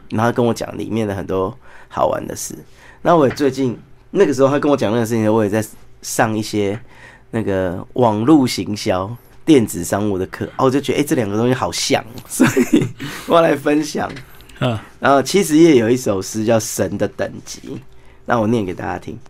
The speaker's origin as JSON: {"language": "Chinese", "town": "Taipei", "country": "Taiwan", "said": "我是台北人"}